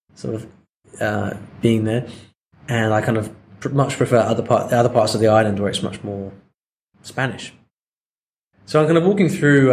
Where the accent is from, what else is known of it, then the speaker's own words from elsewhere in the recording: England, United Kingdom; now in Spain; I'm I'm English